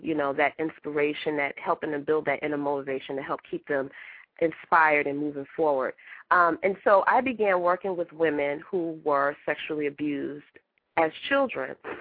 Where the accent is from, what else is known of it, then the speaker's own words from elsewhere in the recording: New York City, New York, United States; I'm from Brooklyn